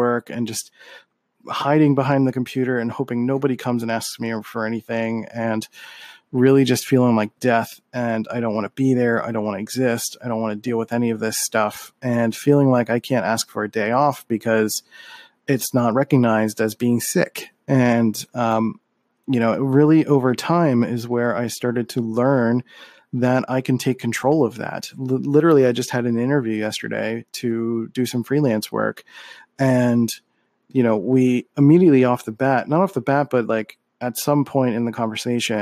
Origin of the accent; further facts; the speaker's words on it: Philadelphia, Pennsylvania, United States; I'm from Philly and we have a lot of great Philly soul